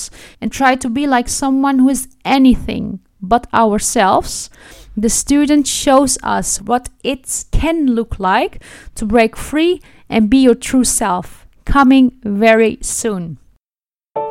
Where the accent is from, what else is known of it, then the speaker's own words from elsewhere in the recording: Netherlands; my childhood spent in the Netherlands